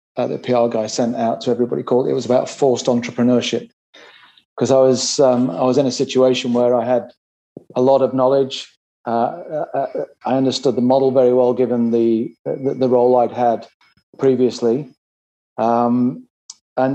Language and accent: English; Sheffield, Yorkshire and the Humber, United Kingdom; moved away as an adult; now in Australia; I joined Regis actually in 1997 in my hometown of Sheffield.